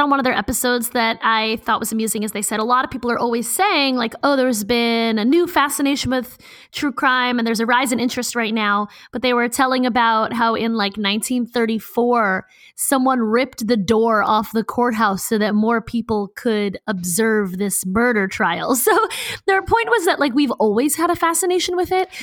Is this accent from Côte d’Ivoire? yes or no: no; Baltimore, Maryland, United States; I'm from Baltimore.